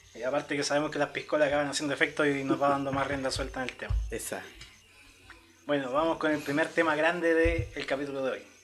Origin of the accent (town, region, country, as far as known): Chile